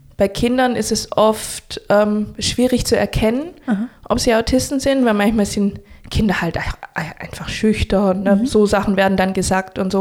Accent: Stuttgart, Baden-Württemberg, Germany; Stuttgart ist meine Heimat

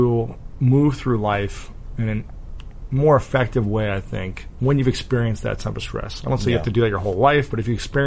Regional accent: Midwest, United States; growing up in the Midwest in the U.S.

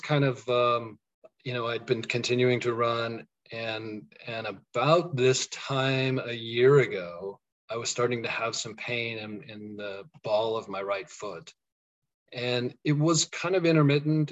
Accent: Colorado, United States; moved away as an adult; also born or lived in Kansas; now in Kansas City area, United States; I'm from Colorado

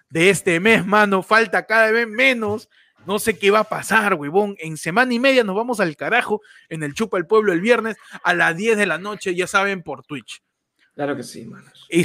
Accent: San Juan de Lurigancho, Lima, Peru; señor, soy de San Juan.

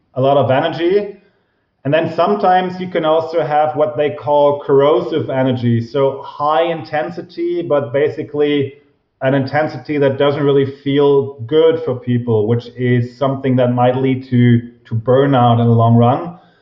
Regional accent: Germany; I'm from Germany, obviously

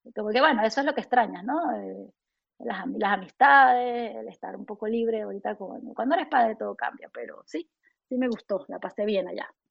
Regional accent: Mérida, Venezuela; moved away as an adult; also born or lived in New York, United States; now in Houston, United States; yo sigo siendo una mamá venezolana

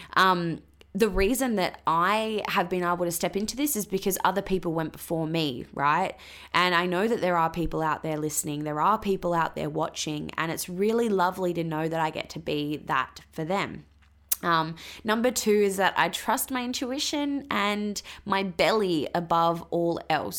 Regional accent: Western Australia, Australia; moved away as an adult; also born or lived in Queensland; originally I'm from Western Australia.

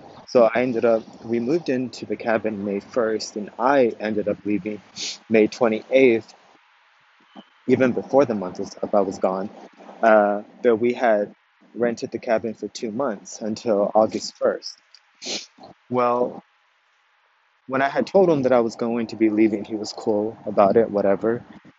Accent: Corpus Christi, Texas, United States; I was born and raised in South Texas, Corpus Christi, Texas.

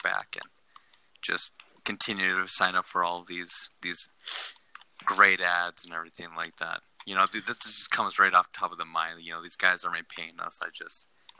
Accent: Wisconsin, United States; I'm from Wisconsin

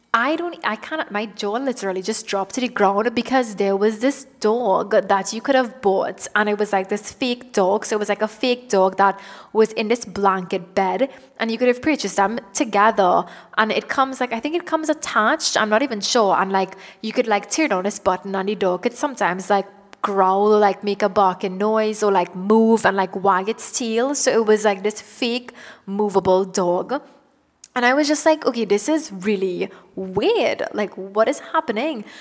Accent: Trinidad & Tobago; moved away; I am from Trinidad and Tobago

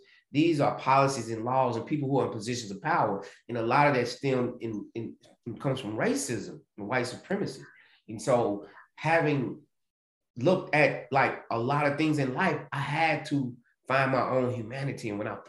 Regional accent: the South, United States; And growing up in the South, still having slave practices, plantation ways.

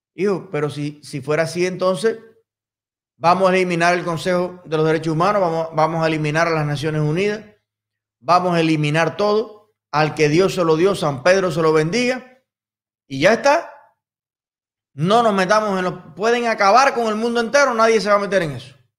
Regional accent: Cuba; mi pueblo de Cuba

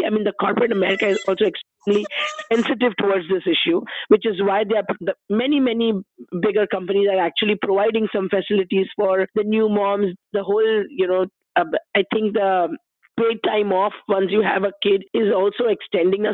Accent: India; moved away as an adult; also born or lived in Delaware; now in United States; before coming to the US, I'm from India. So before coming to the US, I was working in India

